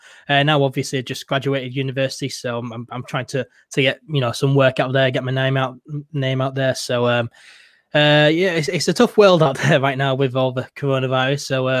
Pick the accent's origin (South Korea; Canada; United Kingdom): United Kingdom; Yorkshire and the Humber; I am a Yorkshireman.